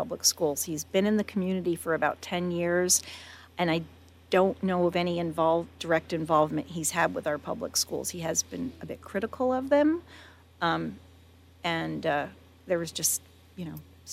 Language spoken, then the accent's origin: English; East Coast, United States; now in Paso Robles, United States; I grew up on the East Coast